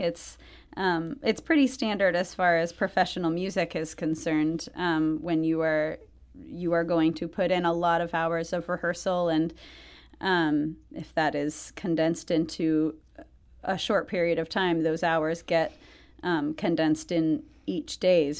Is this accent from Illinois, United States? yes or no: no; outside of Atlanta, Georgia, United States; I grew up outside of Atlanta